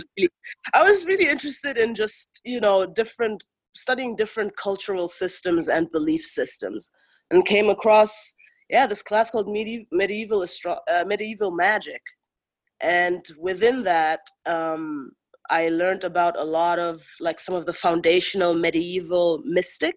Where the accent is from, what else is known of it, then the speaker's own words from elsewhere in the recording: Kilimanjaro, Tanzania; moved away as an adult; also born or lived in Germany; now in United States; I'm from Tanzania and Germany. And I grew up in Tanzania at the foot of Mount Kilimanjaro, amongst my people who are the Chaga people